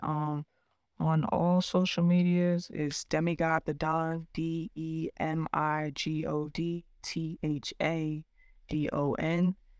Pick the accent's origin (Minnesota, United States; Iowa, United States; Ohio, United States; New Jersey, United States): New Jersey, United States; also born or lived in Brooklyn, New York; we moved maybe when I was about like three years old to South Jersey, and I grew up there